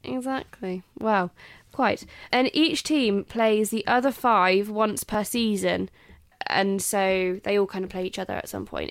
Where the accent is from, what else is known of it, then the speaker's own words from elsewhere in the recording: England, United Kingdom; I'm English